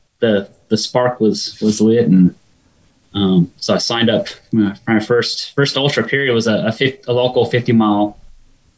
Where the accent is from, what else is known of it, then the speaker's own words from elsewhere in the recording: Sacramento, California, United States; I grew up in Sacramento, California